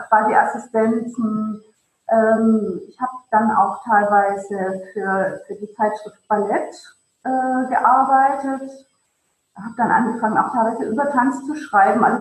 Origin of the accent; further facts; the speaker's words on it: Ravensburg, Baden-Württemberg, Germany; Kleinstadt, aus der ich komme, aus dem Ravensburg, dann eben auch ähm, natürlich äh, an, einer, an einer Kinderballettschule äh, gelernt